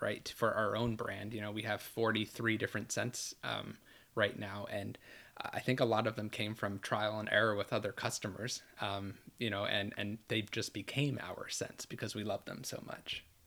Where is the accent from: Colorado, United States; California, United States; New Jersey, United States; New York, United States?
New York, United States; now in Orlando, United States; I was born and raised in New York